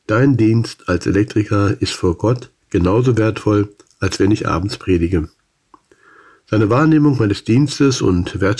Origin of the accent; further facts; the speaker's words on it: Salzgitter, Lower Saxony, Germany; Nach zwei gesegneten Jahren mit OM lud mich in meiner Heimatstadt Salzgitter das Rentner-Ehepaar Fritz und Ruth zu einem Bibelkreis ein.